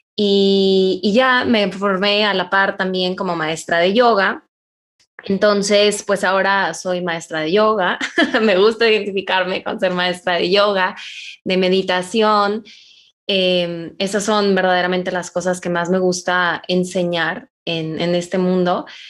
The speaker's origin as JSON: {"language": "Spanish", "town": "Monterrey", "region": "Nuevo León", "country": "Mexico", "said": "soy de Monterrey"}